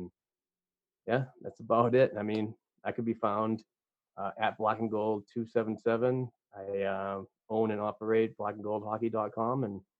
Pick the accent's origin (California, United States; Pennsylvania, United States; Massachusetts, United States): Massachusetts, United States; Boston; accent: Boston; Can you hear that in my Boston accent?